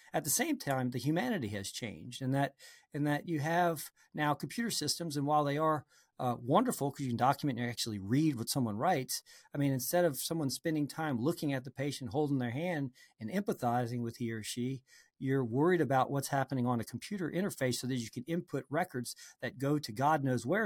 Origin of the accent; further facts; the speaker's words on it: New Orleans, Louisiana, United States; I grew up in New Orleans, uh, well, actually in a suburb of New Orleans